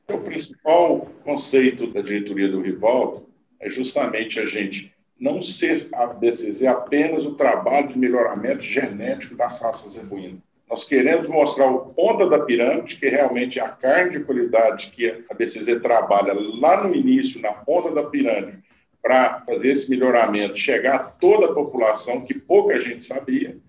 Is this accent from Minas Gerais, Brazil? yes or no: yes; Conquista, Minas Gerais, Brazil; also born or lived in Uberaba / Mato Grosso; eu nasci em Uberaba, né? Fui criado em Conquista, que é a 50 quilômetros de Uberaba.